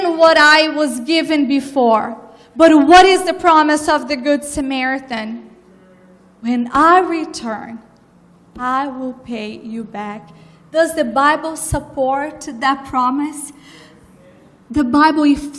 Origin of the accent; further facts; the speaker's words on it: Brazil; moved away; I was brought up in Brazil, born and raised